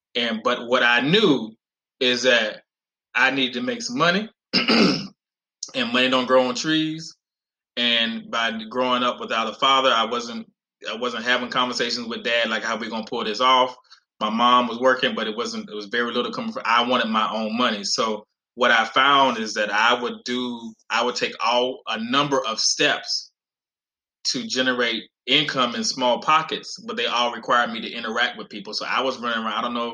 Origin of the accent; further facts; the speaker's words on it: North Carolina, United States; now in Texas, United States; I grew up in North Carolina in in, in living in trailers on welfare